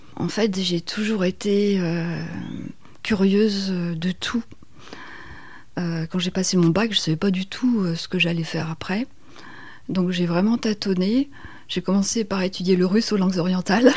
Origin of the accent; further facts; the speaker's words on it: Paris region, Île-de-France, France; moved away as an adult; also born or lived in Gambia / Berry; now in Menou, France; je suis née en Afrique, euh, je suis, j'ai grandi dans la région parisienne, je suis arrivée dans le Berry il y a maintenant 23 euh, ans